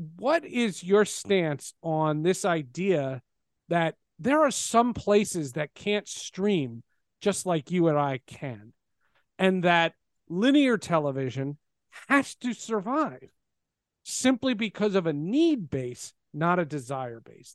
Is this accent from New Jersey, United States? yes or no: yes; New Jersey, United States; I grew up in New Jersey